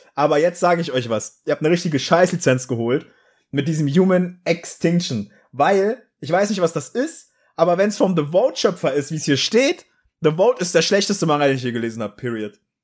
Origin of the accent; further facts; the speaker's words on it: East Germany, Germany; ich hatte Russisch, weil ich bin im Osten aufgewachsen